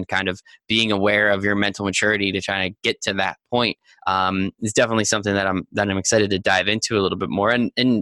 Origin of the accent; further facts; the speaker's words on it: New Jersey, United States; I grew up in New Jersey